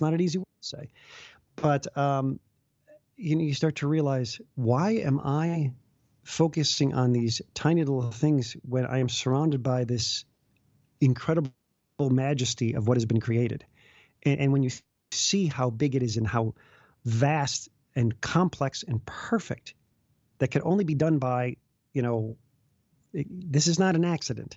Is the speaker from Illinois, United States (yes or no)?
yes; Chicago, Illinois, United States; I grew up in the Chicago area